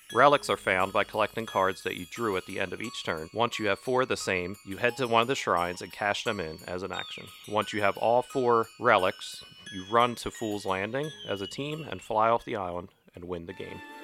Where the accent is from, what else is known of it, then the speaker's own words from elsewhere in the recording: Glen Mills, Pennsylvania, United States; I'm from Glen Mills.